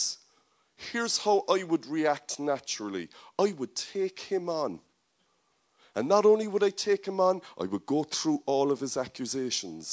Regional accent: Ireland; I love Ireland, I love my nation, I'm very comfortable being an Irish man, I speak the language

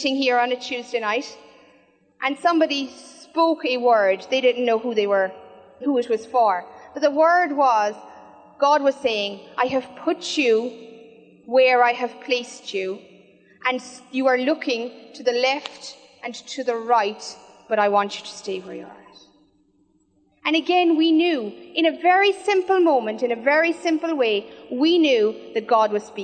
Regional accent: Killarney, Munster, Ireland; now in Cork, Ireland; I'm originally from Killarney

